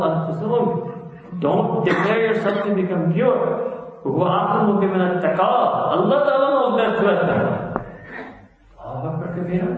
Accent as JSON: {"language": "English", "town": "New York City", "region": "New York", "country": "United States", "tie": "born or raised there", "said": "I was born and raised in New York City, I've traveled a lot"}